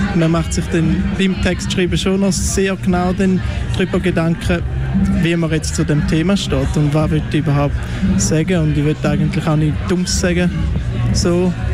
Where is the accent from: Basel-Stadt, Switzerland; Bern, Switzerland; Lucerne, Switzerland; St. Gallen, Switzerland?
St. Gallen, Switzerland; Wil; accent: Ostschweizer Wieler Dialekt; in unserem Dialekt